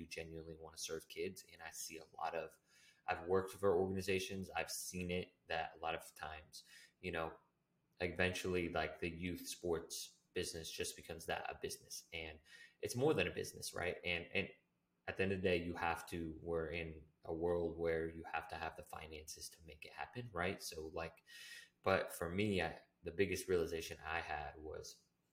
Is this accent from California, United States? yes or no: yes; Humboldt County, California, United States; moved away; I'm from Humboldt County, which is a really small area in, you know, the United States